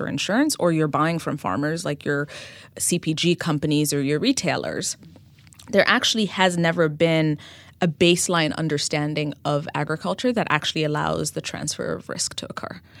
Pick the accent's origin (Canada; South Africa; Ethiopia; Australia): Ethiopia; moved away as an adult; now in New York City, United States; I, uh, was born and raised in Ethiopia